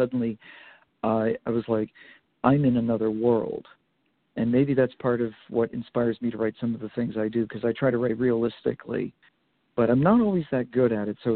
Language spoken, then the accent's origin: English; Vermont, United States; Well, I grew up in Vermont, so I had um, a lot to uh, to look at in just in a very small state comparatively.